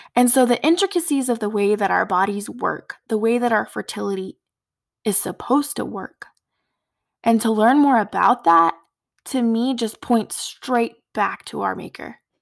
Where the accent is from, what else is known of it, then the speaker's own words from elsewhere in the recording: Four Corners area of New Mexico, United States; now in West Texas, United States; I grew up in the Four Corners area of New Mexico